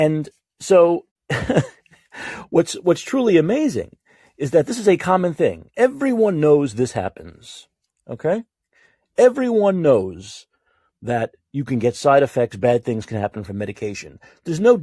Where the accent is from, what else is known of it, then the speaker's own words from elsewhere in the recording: New York, United States; I'm a New Yorker